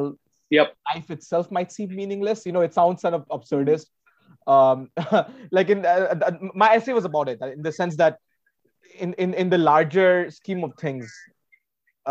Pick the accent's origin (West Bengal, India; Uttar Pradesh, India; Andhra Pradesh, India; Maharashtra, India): Uttar Pradesh, India; Varanasi; growing up in Varanasi